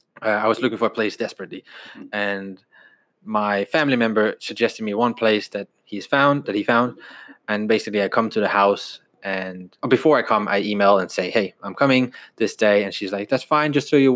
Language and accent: English; Aarhus, Central Denmark Region, Denmark; moved away as an adult; now in United Kingdom; And I'm born and raised in Denmark, grew up there, and I moved here when I was 19.